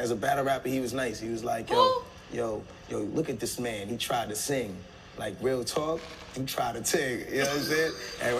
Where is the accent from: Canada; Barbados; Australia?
Barbados; I mean, I was raised in Barbados, also in like different places. Like, I'm Bajan.